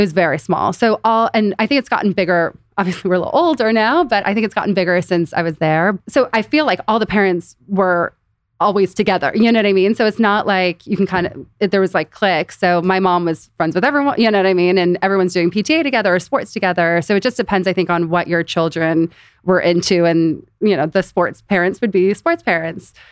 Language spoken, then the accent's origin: English; Beverly Hills, California, United States; also born or lived in Los Angeles; born and raised in Beverly Hills